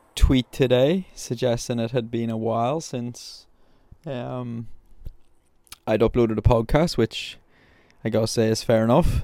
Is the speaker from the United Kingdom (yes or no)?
yes; Belfast, Northern Ireland, United Kingdom; I'm from Belfast, I'm from Northern Ireland